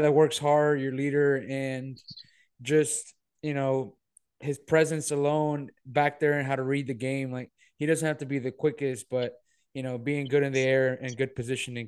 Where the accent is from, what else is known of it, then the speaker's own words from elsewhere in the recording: Monterrey, Nuevo León, Mexico; moved away; growing up in Monterrey